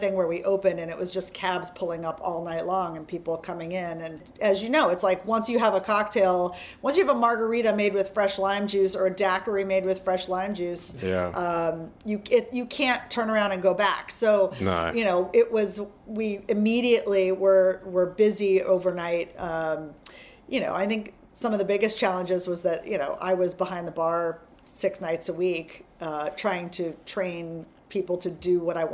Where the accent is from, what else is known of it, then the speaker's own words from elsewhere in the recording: Hawaii, United States; moved away as an adult; also born or lived in San Francisco; now in New York City, United States; I grew up in Hawaii, which is a very hospitality-driven city and state